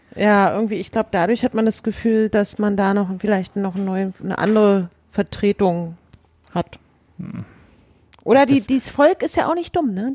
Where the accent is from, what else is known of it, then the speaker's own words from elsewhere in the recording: Berlin, Germany; wir als Berliner